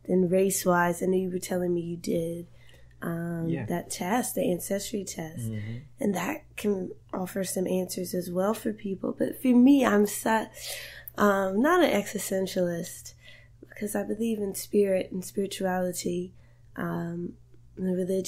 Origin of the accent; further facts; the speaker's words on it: Roanoke, Virginia, United States; I'm from Roanoke, Virginia.